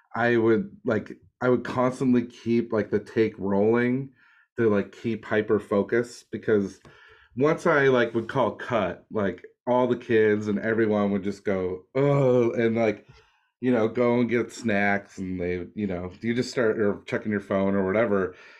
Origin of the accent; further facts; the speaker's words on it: Nova Scotia, Canada; I grew up in like Nova Scotia